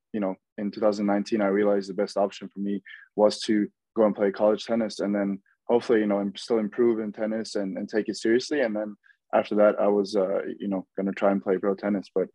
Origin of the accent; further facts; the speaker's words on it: Norway; moved away as an adult; now in Florida, United States; I'm from Norway